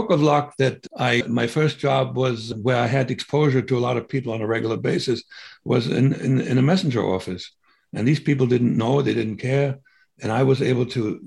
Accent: Germany; moved away as an adult; now in United States; I was born in 49 in May. In October, the German Democratic Republic was formed

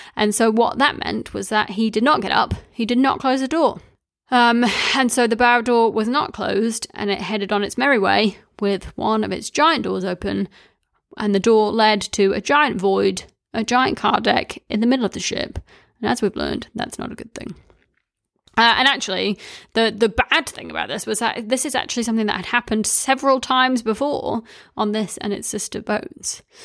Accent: Wellington, New Zealand; I grew up in Wellington

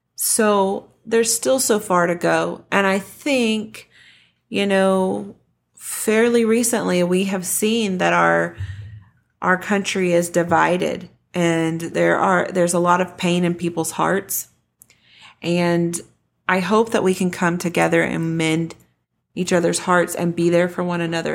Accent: Denton, Texas, United States; This is my hometown. I grew up in Denton

